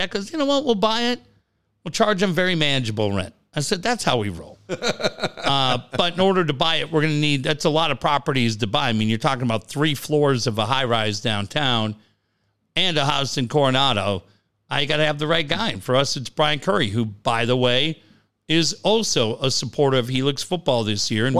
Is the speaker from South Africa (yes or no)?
no; Canada; I'm Canadian.